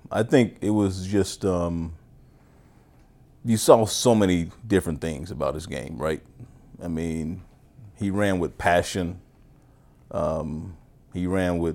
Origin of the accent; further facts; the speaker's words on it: Kansas, United States; growing up in Kansas